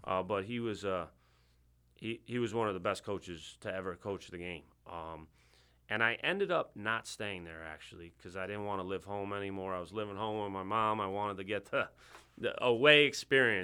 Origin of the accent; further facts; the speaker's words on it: Bethpage, New York, United States; accent: New York; moved away; I'm originally from Long Island